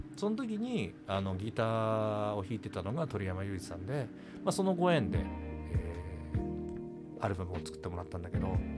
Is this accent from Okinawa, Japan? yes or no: no; Hiroshima, Japan; now in Tokyo, Japan; 僕あの広島出身で西の人間なんですね